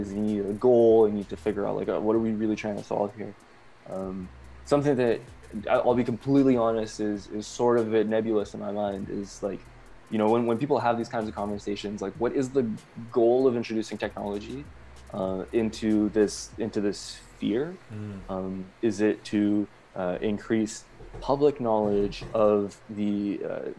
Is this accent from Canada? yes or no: yes; Canada; I say this as a Canadian